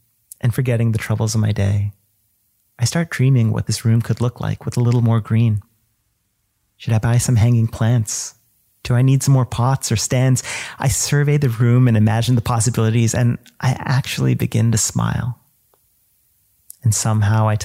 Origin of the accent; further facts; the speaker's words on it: United States; He passed away when I was 9 and I grew up in the States